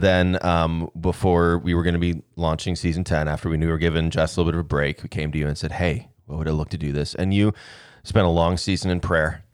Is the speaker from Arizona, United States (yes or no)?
yes; Arizona, United States; moved away; we went to Arizona, so we could kinda show the kids where we grew up